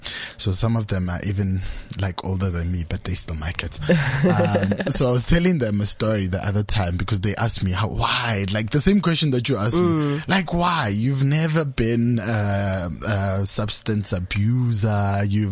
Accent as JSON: {"language": "English", "country": "Netherlands", "moved": "yes", "lives_now": "Roodepoort, South Africa", "said": "So I'm originally from Netherlands, but yeah. I moved, so I stay in Roodepoort."}